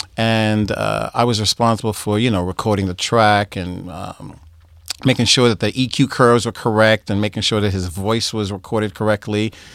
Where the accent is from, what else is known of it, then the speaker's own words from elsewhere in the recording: Boston, Massachusetts, United States; moved away; also born or lived in New York; I'm from Boston